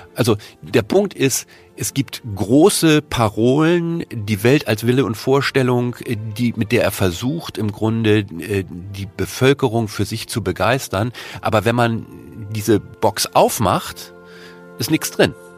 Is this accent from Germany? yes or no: yes; Germany; uns als Deutsche